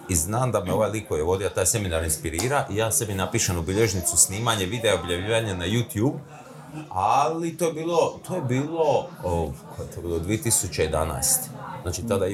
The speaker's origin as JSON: {"language": "Croatian", "town": "Split", "region": "Split-Dalmatia County", "country": "Croatia", "tie": "born or raised there", "moved": "as an adult", "lives_now": "Zagreb, Croatia", "said": "ja sam rođen u Splitu, ja sam dalmatinac, ali ovdje sam više od koliko, 25 godina."}